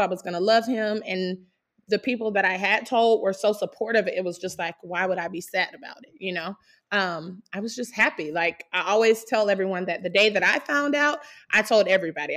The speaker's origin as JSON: {"language": "English", "region": "South Carolina", "country": "United States", "moved": "yes", "lives_now": "Fishers, United States", "said": "I'm from South Carolina. My husband and I both are, but we live in Fishers, Indiana."}